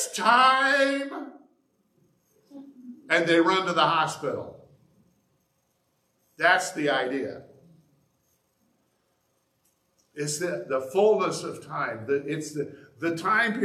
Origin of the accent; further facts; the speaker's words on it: Indiana, United States; moved away as an adult; now in Bay City, United States; I grew up in Indiana, but I've lived in Bay City for 30 years